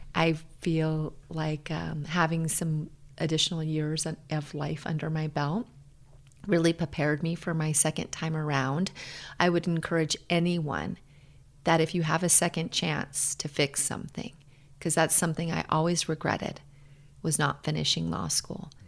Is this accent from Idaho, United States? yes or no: no; Hawaii, United States; moved away as an adult; now in Denver, United States; I grew up in Hawaii. A lot of people think I'm from Denver. I'm not. I'm from Hawaii.